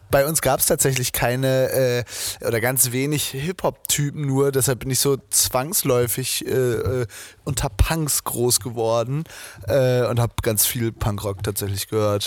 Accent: Zetel, Lower Saxony, Germany; moved away; von Zetel, da wo ich herkomme.

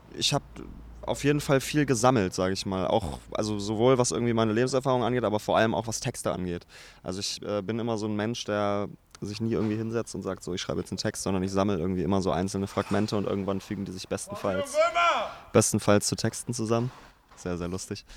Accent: Braunschweig, Lower Saxony, Germany; now in Berlin, Germany; Braunschweig ist noch die Heimat und ich bin da auch sehr gerne

